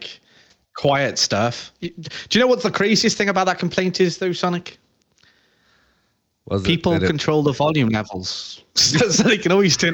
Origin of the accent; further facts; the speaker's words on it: Wales, United Kingdom; That's my national dish over here in Wales